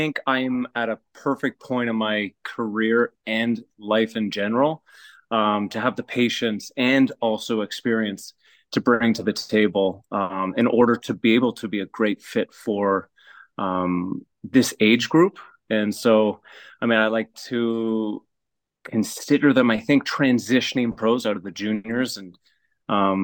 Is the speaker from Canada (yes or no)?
yes; Canada; being Canadian, not really growing up on clay